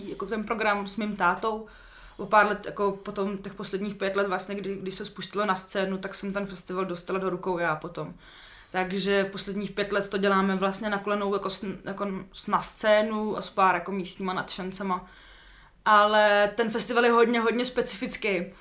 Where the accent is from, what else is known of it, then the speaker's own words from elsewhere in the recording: Litoměřice, Ústí nad Labem Region, Czechia; also born or lived in Úštěk; now in Prague, Czech Republic; já jsem sudeťačka, hmm. uh, jsem na půl z Litoměřice, na půl právě z toho Úštěka